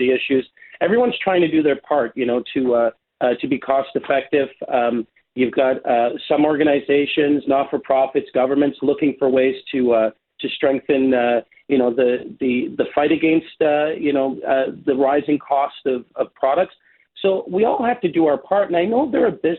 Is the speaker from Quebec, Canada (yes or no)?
no; Toronto, Ontario, Canada; I grew up in Flemington Park, we had one grocery store